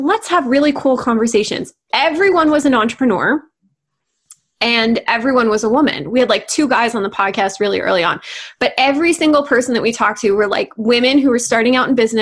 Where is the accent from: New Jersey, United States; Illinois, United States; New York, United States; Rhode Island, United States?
New Jersey, United States; moved away; also born or lived in Canada / China / Hong Kong / California; I grew up in New Jersey